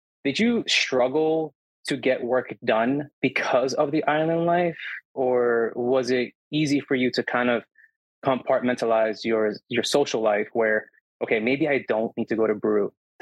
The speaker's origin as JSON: {"language": "English", "region": "New Jersey", "country": "United States", "moved": "as an adult", "lives_now": "Grenada", "said": "I'm Hispanic from Jersey"}